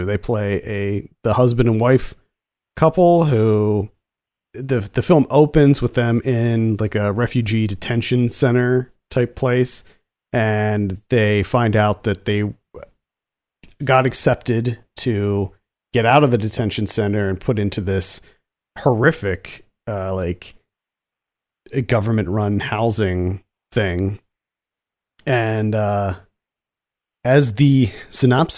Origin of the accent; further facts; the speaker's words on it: Pennsylvania, United States; moved away; I'm a former PA resident.